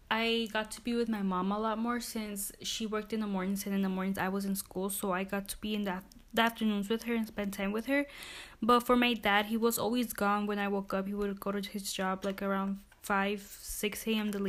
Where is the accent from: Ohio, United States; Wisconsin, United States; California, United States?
Wisconsin, United States; Milwaukee; I'm also from Milwaukee, born and raised.